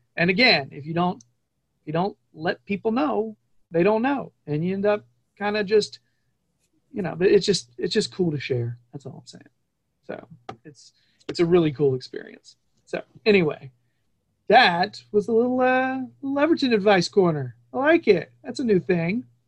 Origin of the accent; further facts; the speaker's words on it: United States; being an American